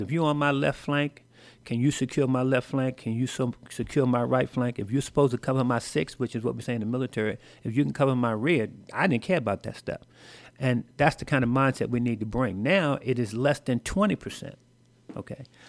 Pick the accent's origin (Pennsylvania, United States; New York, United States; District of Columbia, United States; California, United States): District of Columbia, United States; Washington; moved away as an adult; Washington, D C is my hometown. That's where I grew up, the nation's capital